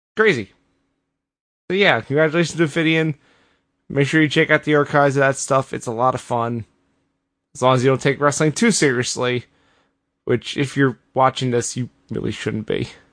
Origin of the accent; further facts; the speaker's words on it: Philadelphia, Pennsylvania, United States; as a Philadelphian